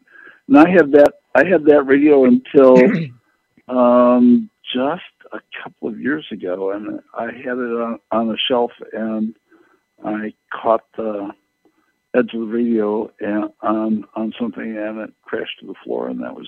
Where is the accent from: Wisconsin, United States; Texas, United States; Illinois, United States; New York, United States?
Wisconsin, United States; Kenosha; And I grew up in Kenosha, Wisconsin, which is right between Chicago and Milwaukee, and so I had like 30 radio stations that were like all local.